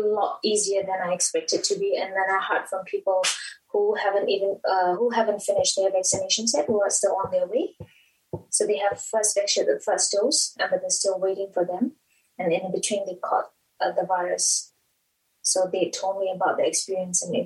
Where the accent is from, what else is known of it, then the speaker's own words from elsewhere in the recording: Myanmar; now in Dunedin, New Zealand; I'm from Myanmar.